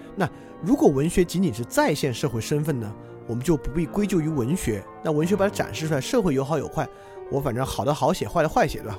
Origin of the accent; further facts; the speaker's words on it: China; 我们同属的这个中国人群体